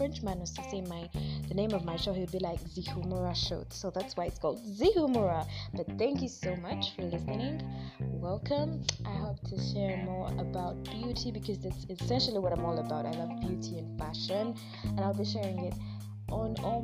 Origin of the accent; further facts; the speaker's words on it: Kampala, Central Region, Uganda; I'm from Kampala, Uganda